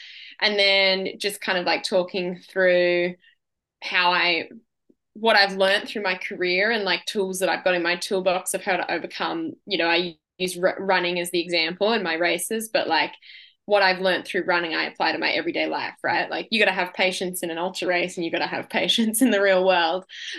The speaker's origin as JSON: {"language": "English", "country": "Australia", "said": "Yeah. I have a lot of pride being an Aussie and being a female in the sport."}